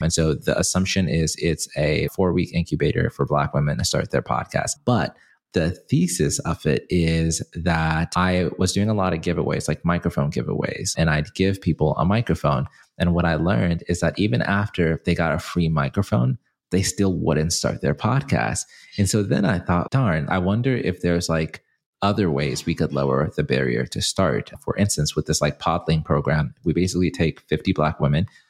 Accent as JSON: {"language": "English", "country": "Zimbabwe", "tie": "born or raised there", "moved": "yes", "lives_now": "United States", "said": "in my hometown country, where I'm from, Zimbabwe"}